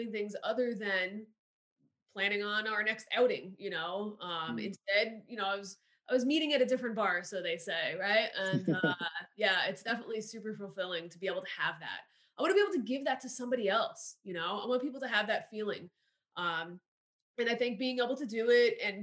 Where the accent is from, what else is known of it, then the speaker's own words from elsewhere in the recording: New Jersey, United States; moved away as an adult; now in Florida, United States; I grew up right outside of New York City